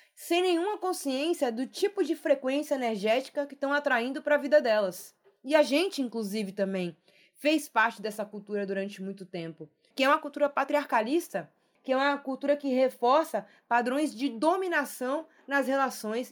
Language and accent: Portuguese; Salvador, Bahia, Brazil; Eu sou da Bahia, de Salvador. Beijo, Bahia, Salvador, terra linda